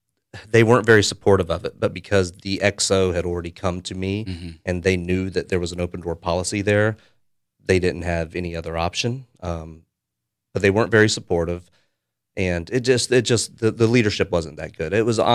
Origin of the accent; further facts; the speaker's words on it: United States; And I felt that, you know, as an American, I had something that I should probably do.